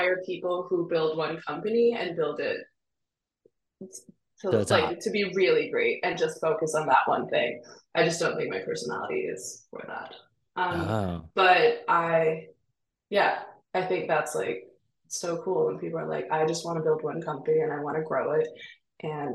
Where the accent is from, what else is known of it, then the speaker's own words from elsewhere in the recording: Copenhagen, Capital Region of Denmark, Denmark; now in New York City, United States; I grew up in Denmark where I didn't have to pay for education